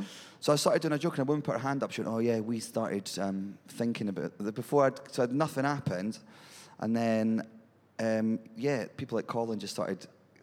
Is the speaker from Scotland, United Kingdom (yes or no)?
yes; Edinburgh, Scotland, United Kingdom; I'm from Edinburgh